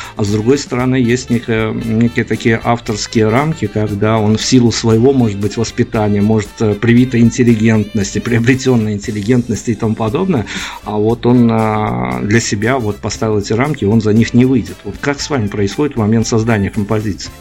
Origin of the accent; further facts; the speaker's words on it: Belarus; я белорус